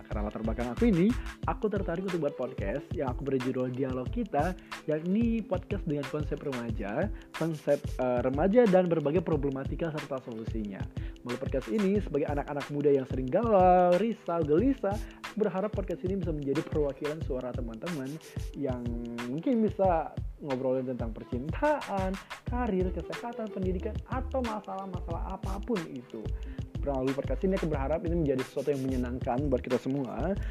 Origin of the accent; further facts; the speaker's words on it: Medan, North Sumatra, Indonesia; aku dari kota Medan